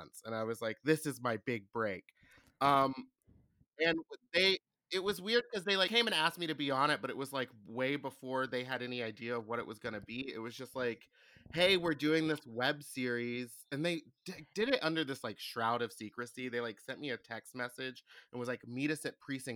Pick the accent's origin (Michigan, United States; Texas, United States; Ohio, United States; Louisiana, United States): Texas, United States; Houston; I'm from Houston